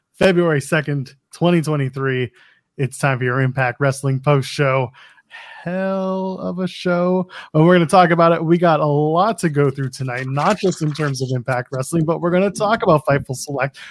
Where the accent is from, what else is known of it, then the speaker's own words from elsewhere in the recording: Canada; I'm a Canadian, but I'm not that Canadian